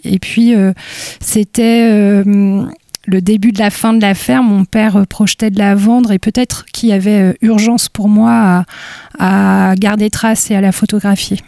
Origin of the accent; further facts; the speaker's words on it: Gomené, Brittany, France; je suis née à Gomené dans les Côtes d'Armor. Euh, j'ai grandi dans une ferme